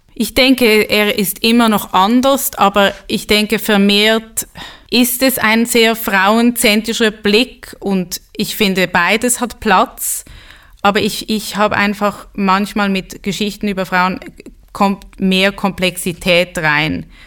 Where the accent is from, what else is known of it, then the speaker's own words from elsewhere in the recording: Switzerland; ich bin halb Schwedin und bin in der Schweiz geboren, war oft in Schulen, wo ich die einzige Jüdin war